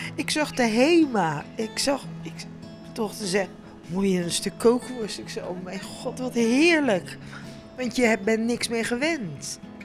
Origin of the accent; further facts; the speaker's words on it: Netherlands; ik als Nederlandse vrouw